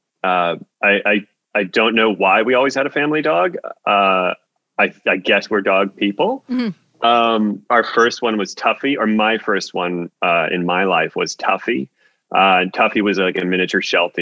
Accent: Canada; also born or lived in Vancouver; I'm a Canadian

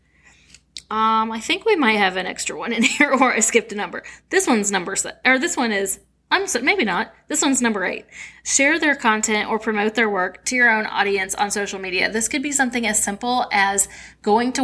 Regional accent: St. Louis, Missouri, United States; we both were from St. Louis

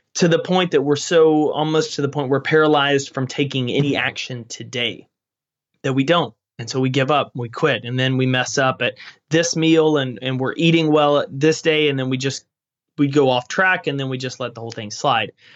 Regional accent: East Texas, United States; I grew up in East Texas

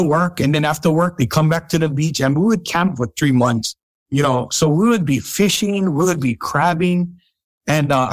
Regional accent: Waianae, Hawaii, United States; also born or lived in Kaimuki, Honolulu / Waikiki; now in Kaneohe, United States; I'm originally from Waianae, Makaha. Those beautiful beaches out there in Makaha. I grew up out there surfing at Makaha, surfing beach

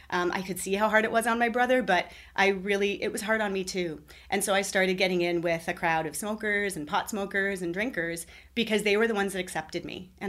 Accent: Ottawa, Ontario, Canada; also born or lived in Toronto / United Kingdom; I was born near Toronto. I lived there for several years. I moved to the United Kingdom as a young girl. I was there for three years. I moved back to uh, Toronto and then had another move within the same within the GTA. And then I moved to Ottawa.

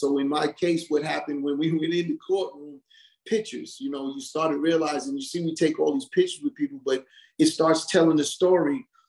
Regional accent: Hollis, New York, United States; I'm from Hollis, Queens. He's from Southside. Hollis and Southside is all in one.

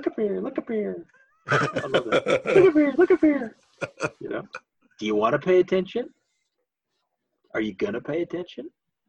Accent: the Ozarks, United States; No, I come from the hills. I'm from the Ozarks. That's not how we do things.

